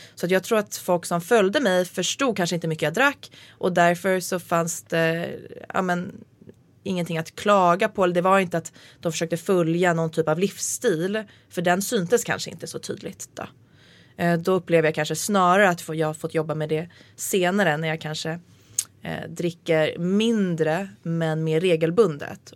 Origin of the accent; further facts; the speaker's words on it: Nacka, Stockholm County, Sweden; jag hade min första fylla vid sjön i, där jag bodde